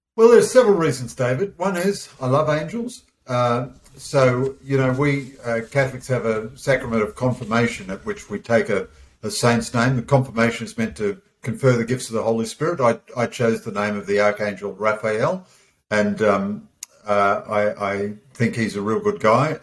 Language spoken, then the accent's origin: English; Australia; as an Aussie bloke